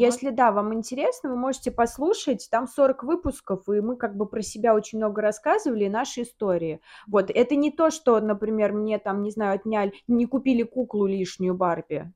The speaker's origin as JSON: {"language": "Russian", "town": "Samara", "region": "Samara Oblast", "country": "Russia", "moved": "as an adult", "lives_now": "Moscow, Russia", "said": "Я, мы из Самары с Таней. Да. Кто не знает. А, я переехала в Москву, и Таня переехала в Москву"}